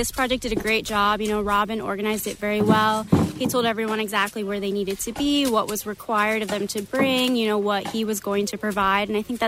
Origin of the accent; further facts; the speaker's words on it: New Jersey, United States; now in Augusta, United States; I'm actually originally from New Jersey.